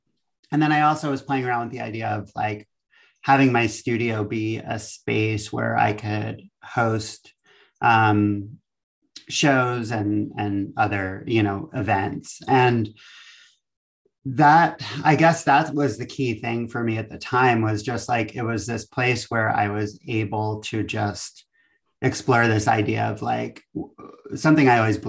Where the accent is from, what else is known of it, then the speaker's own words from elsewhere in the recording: East Coast, United States; now in Valencia, United States; I'm from the East Coast, and it was always an institution I was aware of.